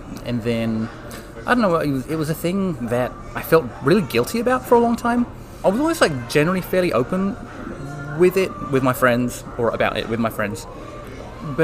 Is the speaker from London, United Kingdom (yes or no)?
yes; London, United Kingdom; moved away as an adult; now in California, United States; Oh, yeah. So from London originally, but moved to California to get married to my wife.